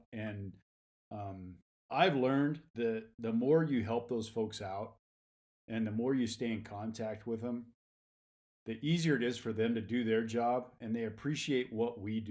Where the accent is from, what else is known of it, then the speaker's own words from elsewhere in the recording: Kansas, United States; now in Reno, United States; I born and raised in Kansas, so I'm a Flatlander. But moved out here.